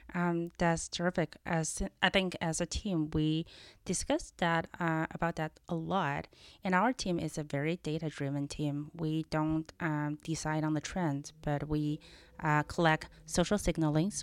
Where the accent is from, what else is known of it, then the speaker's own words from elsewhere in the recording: China; accent: Chinese; moved away as an adult; also born or lived in Los Angeles, United States; now in United States; I was born and raised in China and came here at age of 20 uh, for school